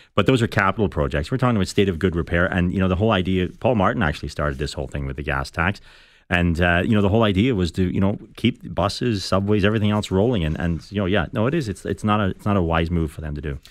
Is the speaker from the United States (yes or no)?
no; Ireland; now in Toronto, Canada; I'm from Ireland.